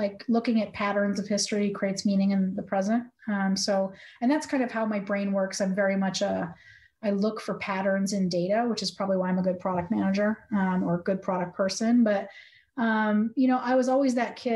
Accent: Providence, New England, United States; moved away as an adult; also born or lived in Florida; I was born in Florida, but grew up in New England. I kind of was in Providence and in New England from 8 to 30

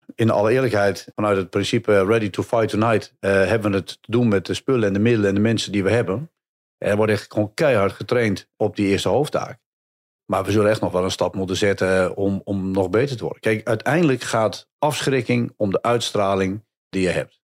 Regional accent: Hattem, Gelderland, Netherlands; Ik kom zelf uit Hattem, vlakbij eh, bij Zwolle.

